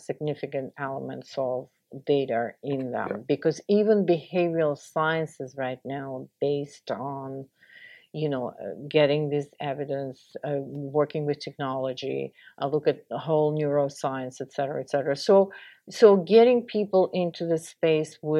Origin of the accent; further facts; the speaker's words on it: Russia; moved away as an adult; now in United States; I grew up in the Soviet Union and started my career in Russia, I was in school in Russia